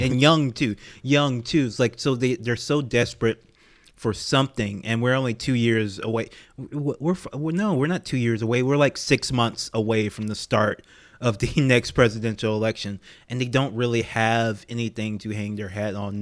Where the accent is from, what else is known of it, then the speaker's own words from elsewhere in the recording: Louisiana, United States; I'm from Louisiana